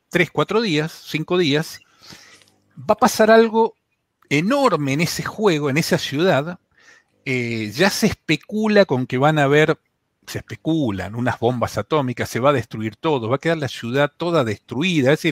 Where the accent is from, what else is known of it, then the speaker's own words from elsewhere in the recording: Buenos Aires, Argentina; Sí, sí, soy argentino. Sí. Es más, no solo soy argentino. Lamentablemente, soy de la CAPI.